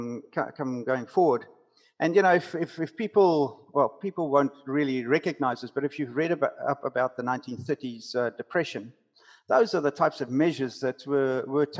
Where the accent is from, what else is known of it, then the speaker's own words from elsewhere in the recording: South Africa; accent: South African; moved away; also born or lived in New Zealand; I'm a Kiwi with a South African accent. So I moved here 21 years ago